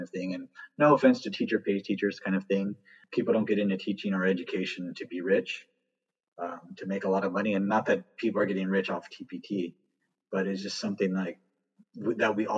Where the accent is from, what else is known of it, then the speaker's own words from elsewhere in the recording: Southern California, United States; moved away as an adult; also born or lived in Texas; I'm from Southern California, born and raised